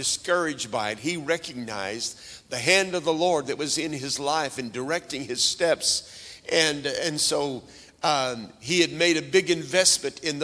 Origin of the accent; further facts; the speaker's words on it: Oklahoma, United States; I was raised up in Oklahoma, and right near where I was raised, just to the west of us, was a big lake called Lake Keystone